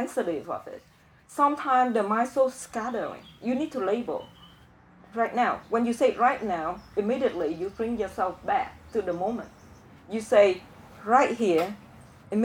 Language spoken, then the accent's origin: English; Vietnam; English is a second language; moved away; I'm from Vietnam